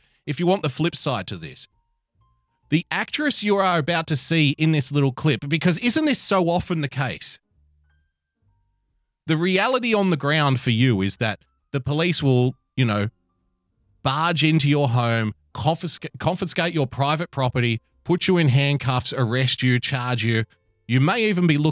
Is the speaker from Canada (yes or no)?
no; Australia; I'm an Australian